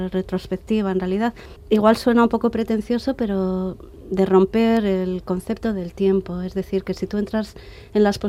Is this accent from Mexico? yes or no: no; Bilbao, Basque Country, Spain; Bilbao era mi ciudad es mi ciudad de origen.